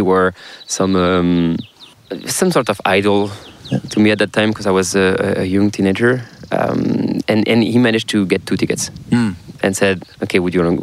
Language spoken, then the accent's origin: English; South Brittany, France; accent: French; English is a second language; there is uh, Brittany on the west, northwest of France, and I'm from South Brittany